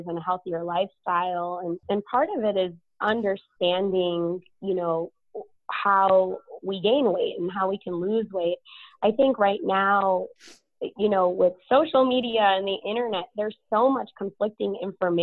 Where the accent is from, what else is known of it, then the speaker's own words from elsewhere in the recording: Chicago, Illinois, United States; moved away as an adult; now in San Antonio, United States; I'm originally from Chicago